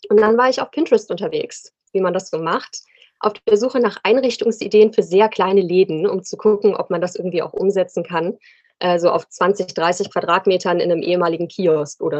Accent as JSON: {"language": "German", "region": "Rhine-Main area", "country": "Germany", "lives_now": "Cologne, Germany", "said": "ich wohne in Köln, bin ursprünglich aus dem Rhein-Main-Gebiet, aber fühle mich hier sehr wohl."}